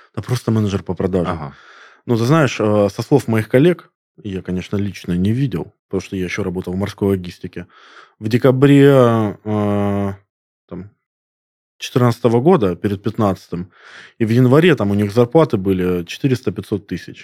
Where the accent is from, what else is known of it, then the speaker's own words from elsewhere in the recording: Krasnodar, Krasnodar Krai, Russia; я коренной краснодарец